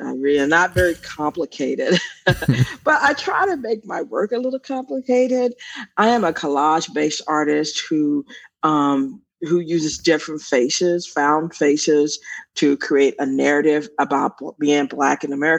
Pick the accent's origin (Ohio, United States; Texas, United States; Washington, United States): Texas, United States; Austin; I am one of eight children. East Austin, if you know, this is a Black part of town. When I was growing up, it was for Black, poor to middle class people